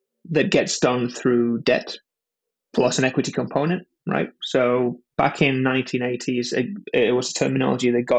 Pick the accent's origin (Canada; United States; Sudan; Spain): Spain; now in London, United Kingdom; I was born and raised in Spain and moved over to London